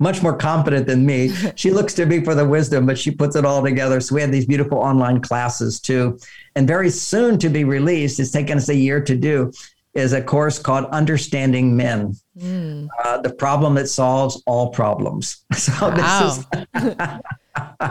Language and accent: English; Houston, Texas, United States; I grew up in Houston, Texas